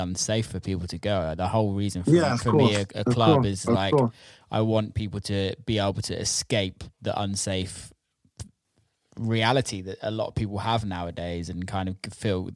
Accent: around Bristol, South West England, United Kingdom; I didn't grow up in Bristol, but I grew up around Bristol

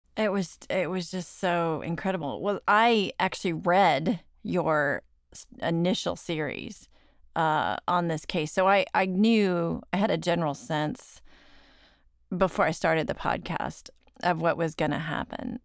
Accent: Dallas, Texas, United States; I'm from Dallas

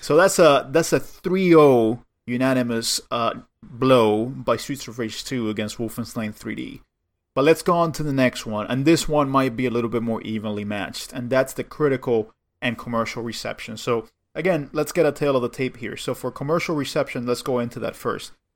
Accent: Cuba; moved away; I grew up in Cuba

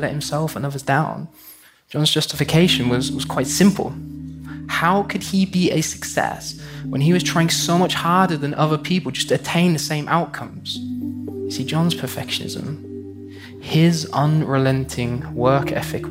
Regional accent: United Kingdom; my home country, the United Kingdom

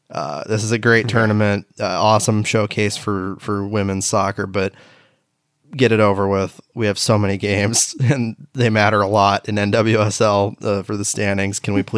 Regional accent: Beaverton, Oregon, United States; my hometown of Beaverton, Oregon

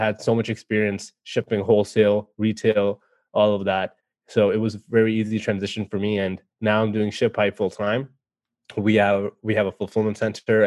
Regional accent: Canada; I'm from Canada

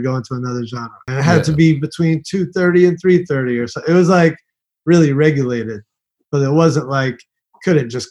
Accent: New York City, New York, United States; Yeah, I'm from New York City. I grew up, you know, all around the boroughs.

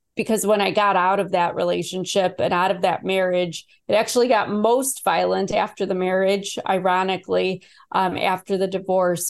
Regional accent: Chicago, Illinois, United States; I was born in Chicago. I didn't have the best childhood either, but I loved the vibe of the city

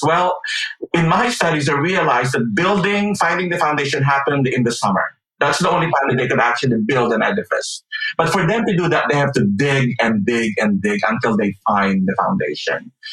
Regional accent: Philippines; moved away; I grew up in the Philippines, and so for half of my life, I grew up listening to and being exposed to an evangelical way

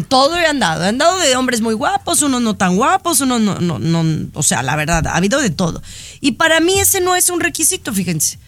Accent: Mexico; Yo soy mexicana

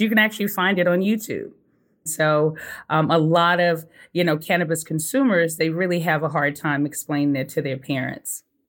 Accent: Sugar Land, Texas, United States; moved away as an adult; also born or lived in Colorado; I'm originally from Sugarland, Texas

